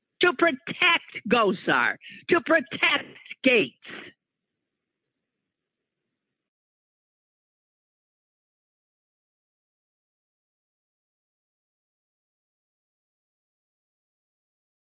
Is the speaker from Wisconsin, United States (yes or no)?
yes; Wisconsin, United States; my home state of Wisconsin